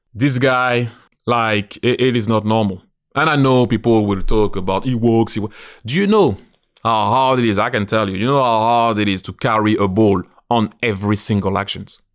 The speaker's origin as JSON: {"language": "English", "country": "France", "moved": "as an adult", "lives_now": "London, United Kingdom", "said": "I'm a Londoner, I always say I'm proud and so happy to be French, but I'm a Londoner"}